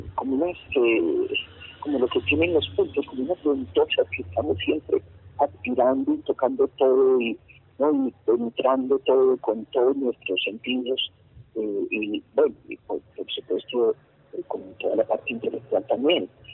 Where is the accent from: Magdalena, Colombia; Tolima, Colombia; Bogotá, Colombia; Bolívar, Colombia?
Bogotá, Colombia; also born or lived in Santa Marta, Colombia; Una fue Bogotá, donde yo nací, y otra fue Santa Marta, donde estaban mis abuelos